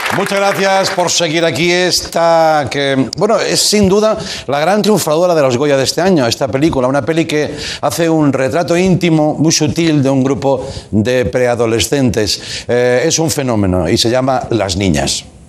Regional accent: Tarragona, Catalonia, Spain; moved away as an adult; also born or lived in Barcelona; Yo vivía en Barcelona, fui a trabajar a Barcelona, yo soy de Tarragona

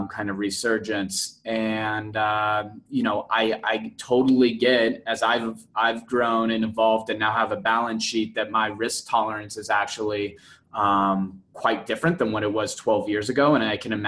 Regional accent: Denver, Colorado, United States; also born or lived in Scottsdale / Phoenix; I'm from Denver

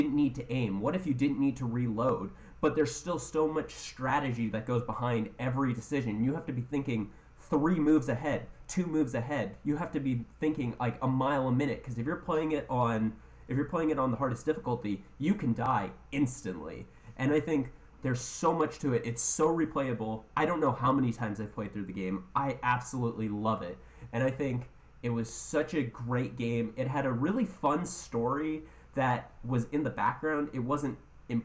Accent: Canada; I'm too Canadian

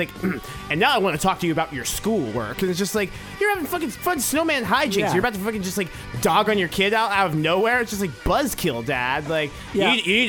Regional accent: California, United States; Worth noting that we're from California.

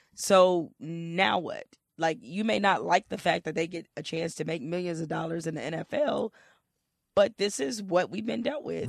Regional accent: Detroit, Michigan, United States; I'm from Detroit

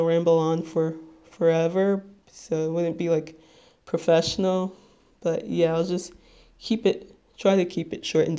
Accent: Little Ferry, New Jersey, United States; I am from Little Ferry, New Jersey, which, if you're not familiar with, it's in Bergen County, the neighboring town between Hackensack and Teaneck.

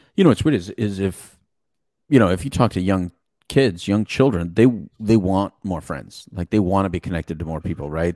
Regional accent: Mexico; English is a second language; English is my second language. Don't make fun of the Mexican

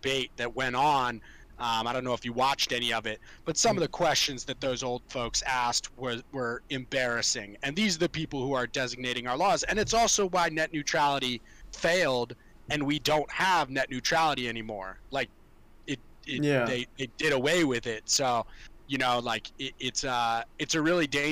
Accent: Montgomery County, Maryland, United States; I grew up in Montgomery County and Montgomery County swimming

